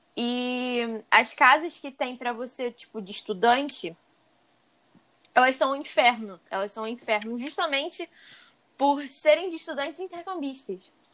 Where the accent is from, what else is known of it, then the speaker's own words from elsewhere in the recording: Brazil; eu sou brasileira